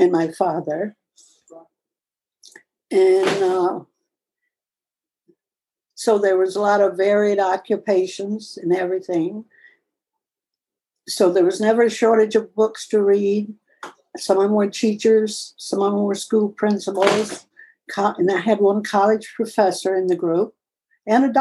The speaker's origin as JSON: {"language": "English", "region": "the Deep South", "country": "United States", "tie": "born or raised there", "moved": "as an adult", "lives_now": "New York State, United States", "said": "there was a lot of segregation in the South when I was growing up"}